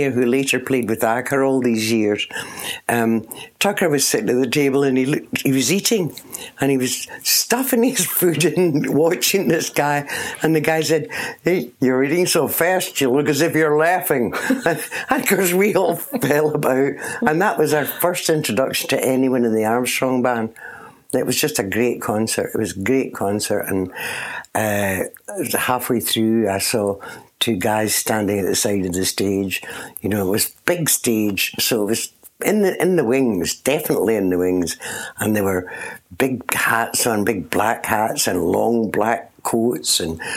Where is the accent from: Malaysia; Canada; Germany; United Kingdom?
United Kingdom; Port Glasgow, Scotland; moved away as an adult; also born or lived in London; in Scotland, on the west coast